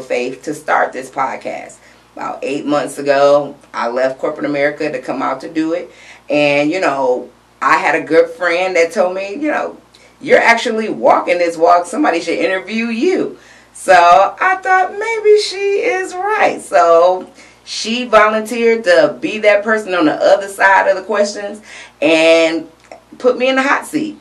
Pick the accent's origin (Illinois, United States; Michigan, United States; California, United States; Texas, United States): Michigan, United States; Detroit; moved away as an adult; now in Charlotte, United States; born and raised in Detroit, Michigan